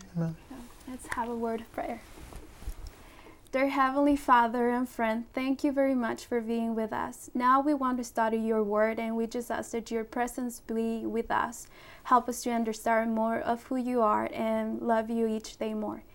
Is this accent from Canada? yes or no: no; Puerto Rico; moved away; also born or lived in Colombia / Ecuador; i was born in colombia my parents are from ecuador and i grew up in puerto rico